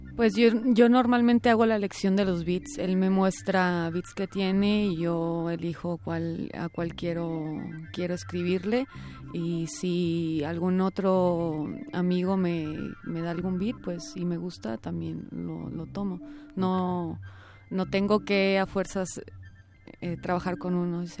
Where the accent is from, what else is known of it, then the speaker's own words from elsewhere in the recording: Puerto Vallarta, Jalisco, Mexico; also born or lived in Monclova; now in Guadalajara, Mexico; yo nací en la ciudad de Monclova, pero crecí en Puerto Vallarta